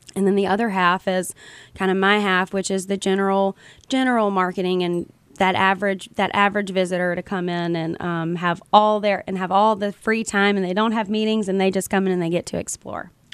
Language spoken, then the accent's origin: English; Mobile, Alabama, United States; I'm born and raised in Mobile. This is my hometown